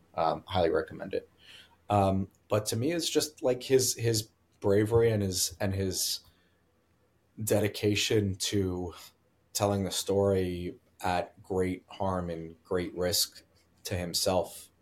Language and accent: English; United States; also born or lived in New Jersey; now in Brooklyn, United States; I grew up in New York and New Jersey